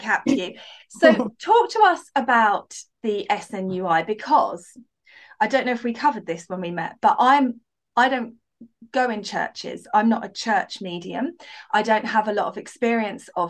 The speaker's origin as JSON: {"language": "English", "country": "United Kingdom", "said": "as a British medium"}